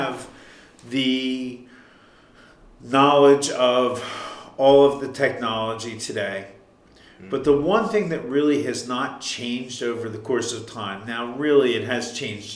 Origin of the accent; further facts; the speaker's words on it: Huntingdon Valley, Pennsylvania, United States; I grew up in, I guess it was Huntington Valley at the time